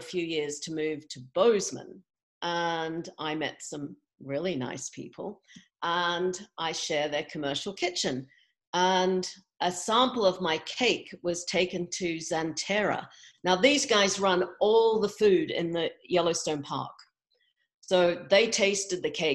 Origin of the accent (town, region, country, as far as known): Australia; born or raised there; moved away as an adult; also born or lived in England / California; now in Montana, United States